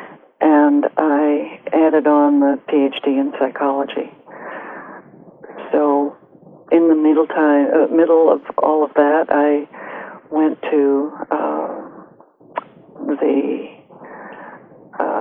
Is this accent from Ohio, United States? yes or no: yes; Gates Mills, Ohio, United States; moved away as an adult; also born or lived in Colorado; I grew up outside of Cleveland, Ohio, in a little village called Gates Mills, just east of Cleveland